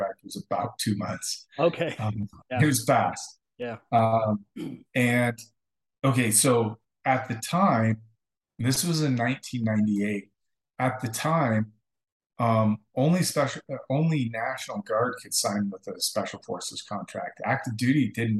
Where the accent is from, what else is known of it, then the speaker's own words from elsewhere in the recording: Stevensville, Montana, United States; now in Utah, United States; That's where I grew up. I grew up in Montana, lived out kind of in the sticks for most of my childhood near Stevensville, Montana